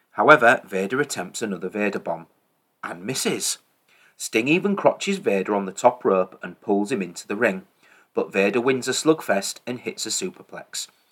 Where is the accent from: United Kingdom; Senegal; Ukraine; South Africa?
United Kingdom; England; as an Englishman